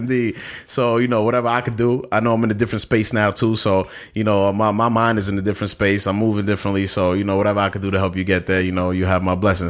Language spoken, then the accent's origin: English; New York City, New York, United States; I'm from Bastow, Brooklyn